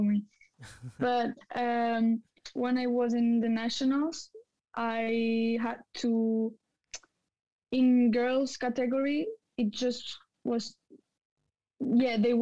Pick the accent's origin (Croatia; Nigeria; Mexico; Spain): Spain; I come from Spain and now I'm 16 years old.